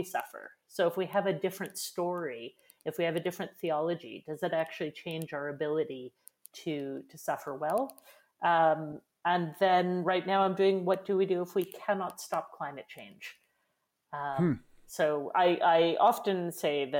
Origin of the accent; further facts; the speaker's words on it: Edmonton, Alberta, Canada; I'm from Edmonton.